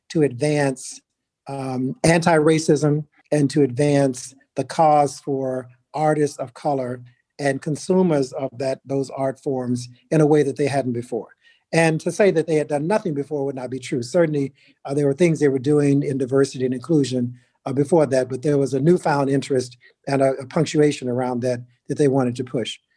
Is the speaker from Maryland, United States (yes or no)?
no; New York, United States; given that I came from New York, from you know decades in New York to just years in DC